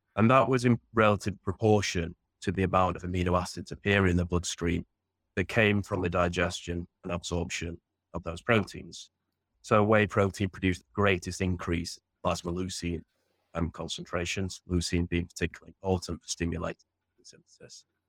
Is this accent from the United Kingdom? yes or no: yes; Sheffield, Yorkshire and the Humber, United Kingdom; I grew up in Sheffield in northern England